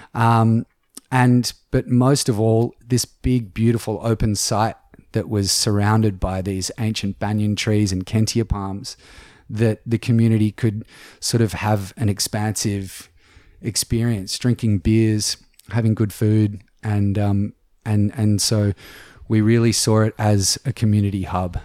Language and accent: English; Sydney, New South Wales, Australia; moved away as an adult; now in Lord Howe Island, Australia; I grew up in Sydney